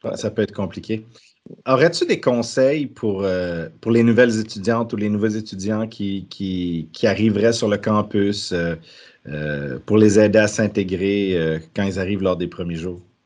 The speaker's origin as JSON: {"language": "French", "region": "Quebec", "country": "Canada", "moved": "yes", "said": "je suis originaire du Québec"}